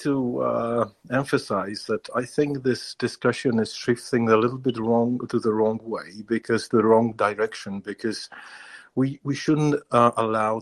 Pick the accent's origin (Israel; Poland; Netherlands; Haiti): Poland; I'm here from Poland, my family, my grandfather has lived through some concentration camps